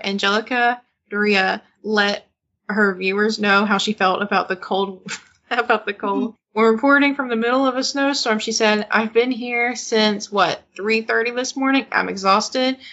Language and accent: English; Mena, Arkansas, United States; Mena, Arkansas, is where I'm from